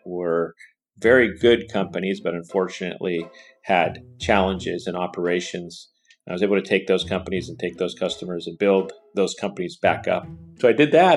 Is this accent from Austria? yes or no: no; Pachino, Sicily, Italy; now in Silicon Valley, United States; I was raised in that environment my whole life, right outside of Siracusa. So our little town was known, Pochino, was known for agriculture.